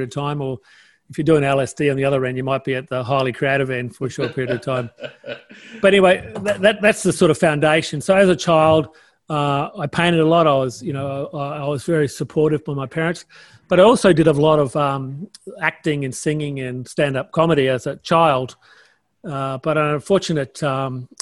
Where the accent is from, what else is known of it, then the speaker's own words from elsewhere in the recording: Townsville, Queensland, Australia; I was born in Townsville